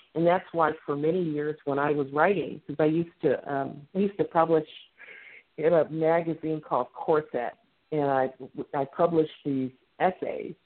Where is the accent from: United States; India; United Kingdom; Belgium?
United States; Midwest; accent: Midwestern; my accent. I'm very Midwestern